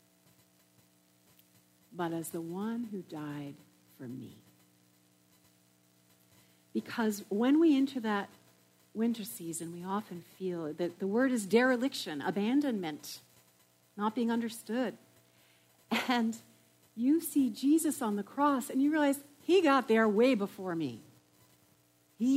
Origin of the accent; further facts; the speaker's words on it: New England, United States; I come from New England